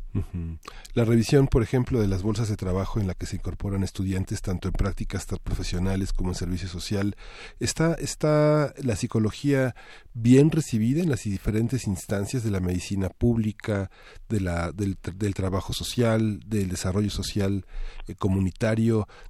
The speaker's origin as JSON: {"language": "Spanish", "country": "Mexico", "said": "somos mexicanos"}